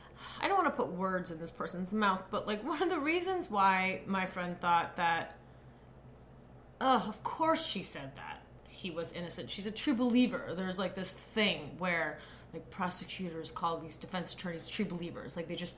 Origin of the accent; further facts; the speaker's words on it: India; I'm an attorney, and I always want to include this, and I'm Indian.